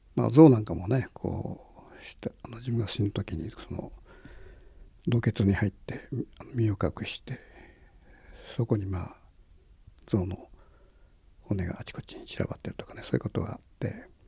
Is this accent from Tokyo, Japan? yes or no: no; Kitakyushu, Fukuoka, Japan; 僕はあの文字あの九州の門司港の出身なんだけども